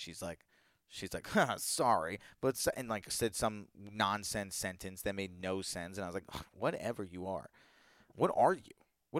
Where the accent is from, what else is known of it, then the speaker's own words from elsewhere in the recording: Virginia, United States; maybe it's because I grew up in Virginia in an area where that was who they are.